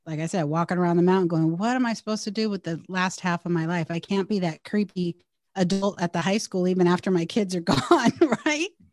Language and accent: English; Bay Area / Southern California, United States; we relocated five hundred miles away from the Bay Area to Southern California when my stepdad got a new job